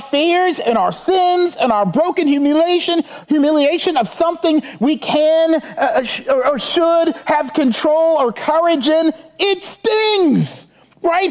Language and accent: English; Charleston, South Carolina, United States; my hometown in Charleston